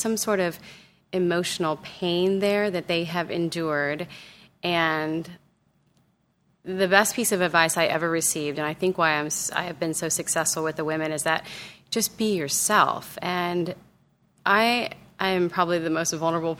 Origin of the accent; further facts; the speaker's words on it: Southern California, United States; growing up in Southern California